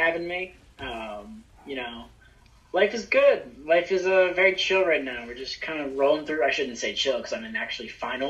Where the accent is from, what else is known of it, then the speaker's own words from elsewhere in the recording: Bucks County, outside Philadelphia, Pennsylvania, United States; I was born in the city of Philadelphia, and I was raised just outside in the suburbs in Bucks County.